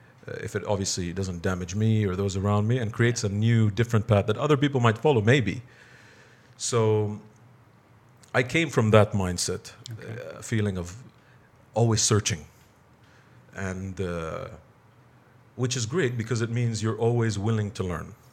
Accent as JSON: {"language": "English", "country": "Bahrain", "also_born_or_lived": "California", "said": "I'm from Bahrain."}